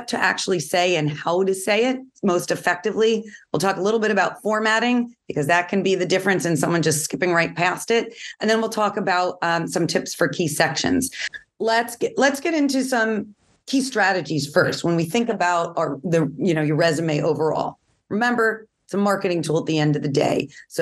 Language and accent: English; New York, United States; I'm from New York, so I talk quickly.